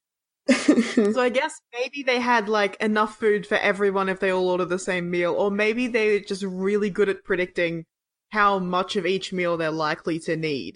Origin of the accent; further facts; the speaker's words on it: Australia; I'm Australian